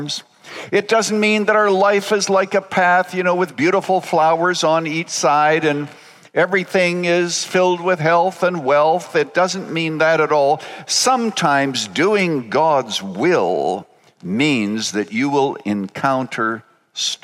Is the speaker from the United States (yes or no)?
no; Canada; I was born in Canada on a farm 5 miles from a town of 75 people.